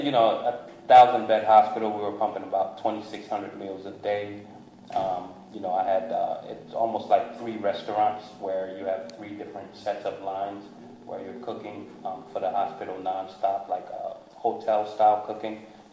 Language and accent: English; New Jersey, United States; I grew up in New Jersey, Hyde Park. My parents, we moved a lot. Mm-hmm. So, you know, I grew up in the hooded areas, and then I also grew up in the suburbs.